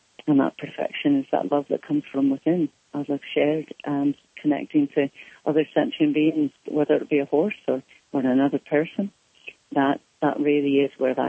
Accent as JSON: {"language": "English", "region": "Scotland", "country": "United Kingdom", "accent": "Scottish", "said": "And then when I spoke again, it came back as the Scottish accent."}